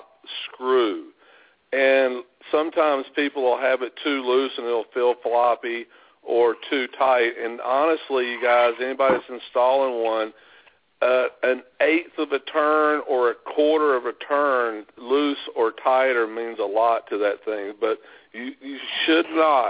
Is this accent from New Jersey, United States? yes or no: no; North Carolina, United States; I'm from North Carolina